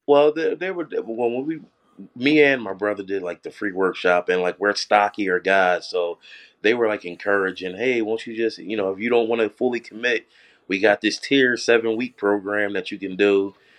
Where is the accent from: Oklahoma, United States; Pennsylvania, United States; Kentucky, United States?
Pennsylvania, United States; Philadelphia; being from Philly